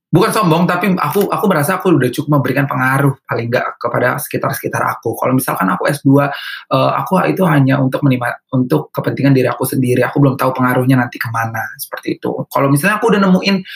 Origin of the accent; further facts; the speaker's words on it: North Sumatra, Indonesia; Karena jawabannya karena ke aku orang Batak ya